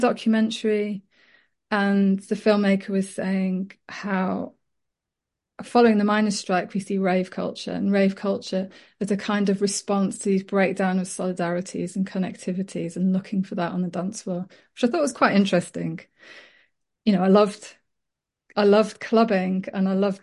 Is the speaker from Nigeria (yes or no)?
no; Leeds, Yorkshire and the Humber, United Kingdom; I was brought up in Leeds and my mum is French, my dad's Welsh, and so I wasn't part of sort of a Yorkshire community